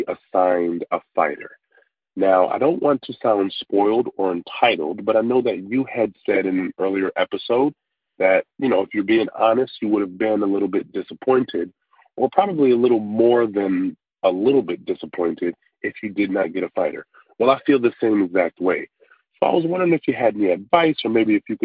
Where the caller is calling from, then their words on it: Buffalo, New York, United States; I'm calling you from Buffalo, New York